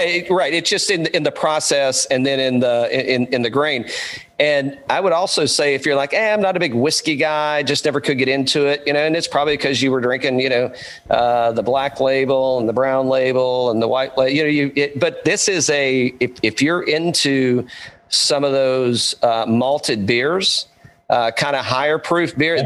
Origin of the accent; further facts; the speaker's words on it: Bulls Gap, Tennessee, United States; moved away; I grew up in East Tennessee originally